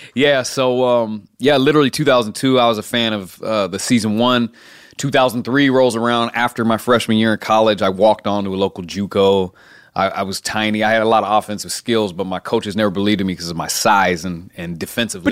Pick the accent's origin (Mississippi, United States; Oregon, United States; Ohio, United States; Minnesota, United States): Oregon, United States; Keizer; I'm in Kaiser, Oregon.